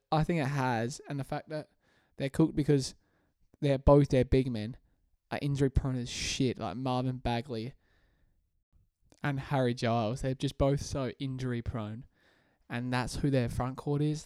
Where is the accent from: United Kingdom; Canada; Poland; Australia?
Australia; I'm Australian